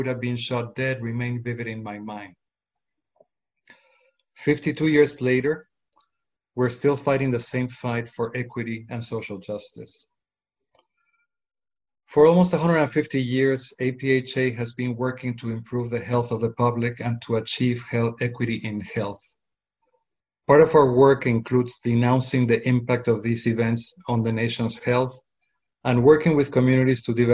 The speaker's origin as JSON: {"language": "English", "region": "Mexico City", "country": "Mexico", "tie": "born or raised there", "moved": "yes", "said": "I was a young boy living in Mexico City"}